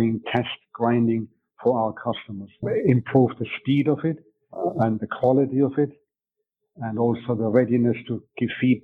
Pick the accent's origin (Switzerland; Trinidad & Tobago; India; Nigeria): Switzerland; first language German; English is a second language; moved away as an adult; also born or lived in England / Denmark; now in Mundelein, Illinois, United States; I was originally born in Switzerland. I moved to England when I was 19 years old. My mother tongue is German, so I had to learn my English in England.